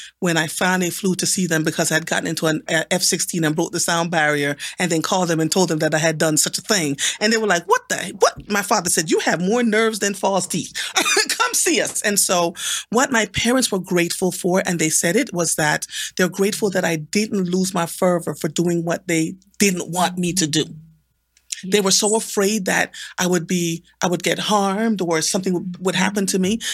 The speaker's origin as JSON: {"language": "English", "country": "Jamaica", "tie": "born or raised there", "said": "I was born and raised in Jamaica"}